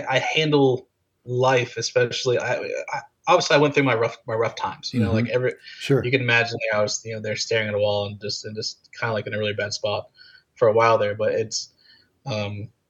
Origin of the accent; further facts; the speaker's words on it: Florida, United States; I'm from Florida